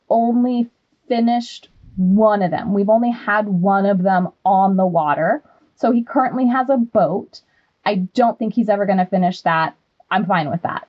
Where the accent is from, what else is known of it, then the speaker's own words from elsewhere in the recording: Wyoming, United States; I'm from Wyoming and grew up on seven acres.